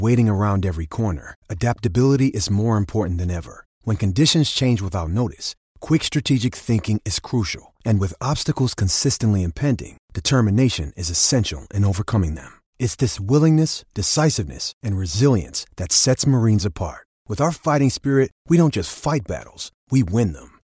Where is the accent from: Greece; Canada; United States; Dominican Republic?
United States; North Carolina; now in Texas, United States; I'm from North Carolina